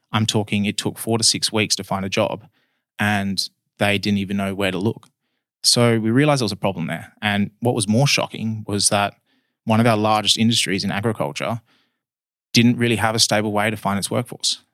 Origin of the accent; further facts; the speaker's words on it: Perth, Western Australia, Australia; I was born in Perth, been in Perth my whole life.